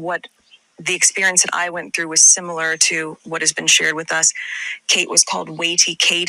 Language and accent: English; United States; my being American